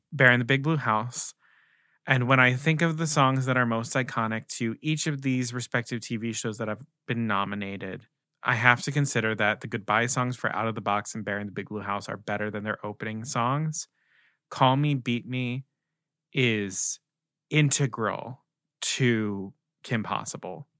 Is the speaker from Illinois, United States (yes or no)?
no; Baltimore, Maryland, United States; I'm from Maryland, I'm from right outside of Baltimore